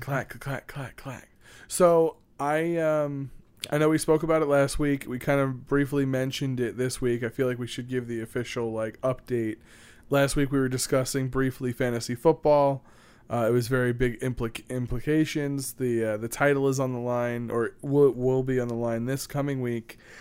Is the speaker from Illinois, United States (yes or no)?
no; New York City, New York, United States; my hometown